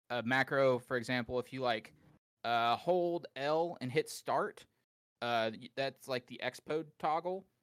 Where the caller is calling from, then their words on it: Atlanta, Georgia, United States; Yo, what's up? I'm in Atlanta, Georgia.